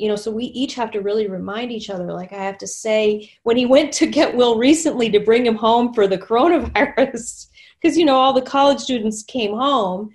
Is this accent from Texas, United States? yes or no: yes; Texas, United States; moved away as an adult; now in Minnesota, United States; I was new to Minnesota. I'm from Texas, and Minnesota was so different for me